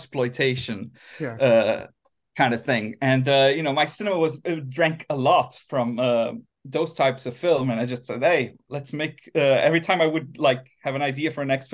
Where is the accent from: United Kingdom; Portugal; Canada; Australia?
Portugal; Azores; moved away as an adult; also born or lived in Fall River, Massachusetts, United States; now in Helsinki, Finland; we moved back to the Azores